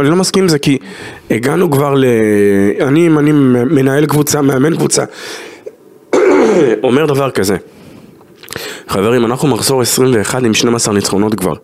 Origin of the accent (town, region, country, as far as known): Israel